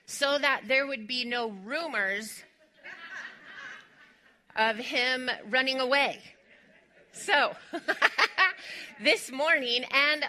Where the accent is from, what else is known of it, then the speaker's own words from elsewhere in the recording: West Texas, United States; moved away; I am originally from West Texas